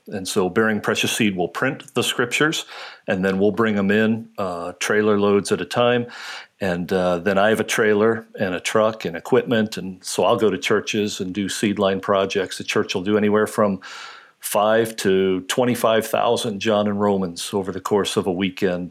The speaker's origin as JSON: {"language": "English", "town": "Lima", "region": "Ohio", "country": "United States", "tie": "born or raised there", "also_born_or_lived": "Columbus, Ohio", "moved": "as an adult", "lives_now": "upstate New York, United States", "said": "I'm actually from Ohio, grew up in, uh, in Ohio, uh, was actually born in Columbus"}